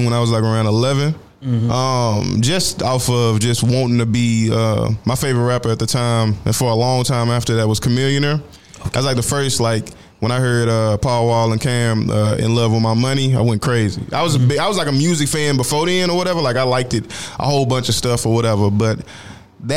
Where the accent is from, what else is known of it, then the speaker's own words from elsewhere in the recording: Fort Worth, Texas, United States; moved away; We in Dallas. I'm from Fort Worth